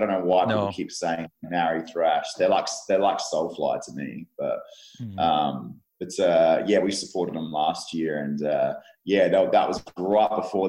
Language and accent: English; Adelaide, South Australia, Australia; Like, I'm from Adelaide, which is like a small version of Melbourne, a little brother to Melbourne.